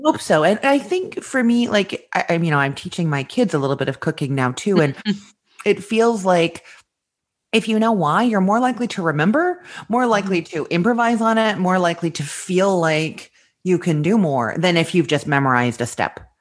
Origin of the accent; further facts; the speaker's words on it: Winnipeg, Manitoba, Canada; moved away as an adult; also born or lived in Toronto, Canada; now in Orlando, United States; I grew up in Winnipeg, Manitoba